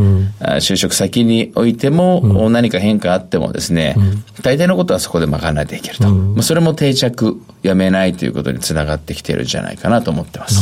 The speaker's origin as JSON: {"language": "Japanese", "region": "Tokyo", "country": "Japan", "tie": "born or raised there", "said": "東京都の文京区"}